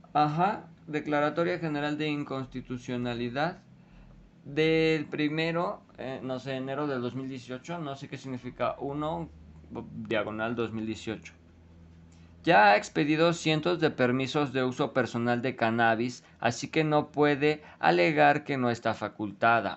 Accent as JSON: {"language": "Spanish", "country": "Mexico", "said": "nosotros como mexicanos"}